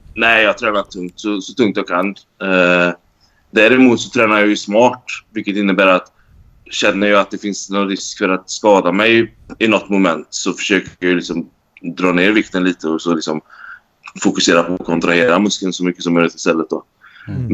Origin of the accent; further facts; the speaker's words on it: Sweden; moved away as an adult; also born or lived in Norway; now in Dubai, United Arab Emirates; Jag vill ju liksom hem till Sverige.